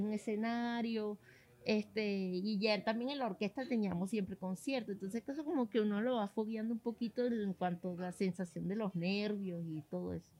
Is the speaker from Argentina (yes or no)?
no; Venezuela; moved away; después me fui del país